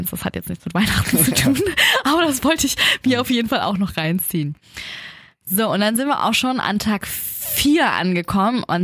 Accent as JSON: {"language": "German", "country": "Germany", "said": "konnte plötzlich Deutsch sprechen, als ich meinte, ich komme aus Deutschland."}